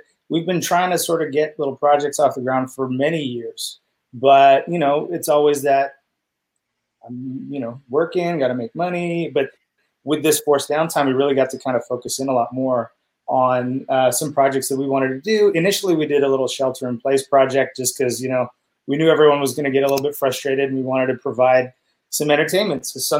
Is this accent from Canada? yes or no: no; England, United Kingdom; But also because I'm English, we used to call my grandfather Dar, right?